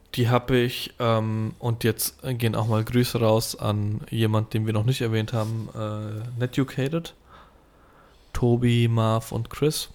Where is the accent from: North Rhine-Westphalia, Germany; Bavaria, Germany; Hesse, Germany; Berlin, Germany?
Hesse, Germany; Gernsheim; ich komme aus Gernsheim